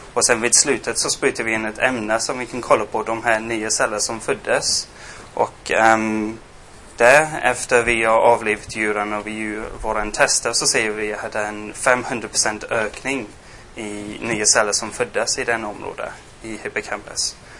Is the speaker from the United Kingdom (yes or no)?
yes; England, United Kingdom; Swedish is a second language; moved away as an adult; also born or lived in Gothenburg, Sweden; now in Sweden; jag är engelsman. Jag flyttade hit för sex år sedan